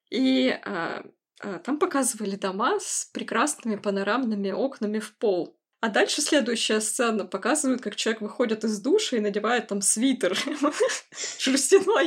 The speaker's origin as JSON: {"language": "Russian", "region": "Siberia", "country": "Russia", "said": "я из Сибири"}